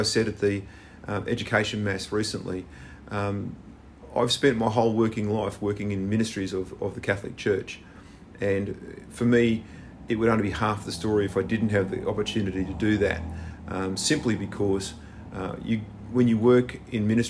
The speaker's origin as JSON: {"language": "English", "town": "Brisbane", "region": "Queensland", "country": "Australia", "tie": "born or raised there", "also_born_or_lived": "Nambour, Queensland", "moved": "yes", "said": "Brisbane boy. Actually, my origins are, I was born in Nambour in the good state of Queensland"}